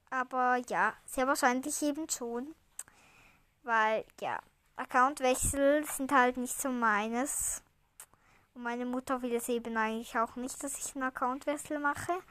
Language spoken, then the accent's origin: German; Switzerland; Also wir sagen ja Eile mit Weile, weil ja, ich komme ja aus der Schweiz. Eile mit Weile sagt man da so schön.